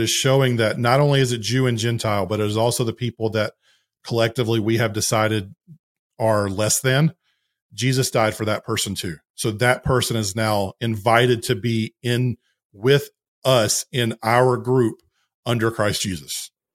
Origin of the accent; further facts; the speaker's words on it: the South, United States; I'm a Southerner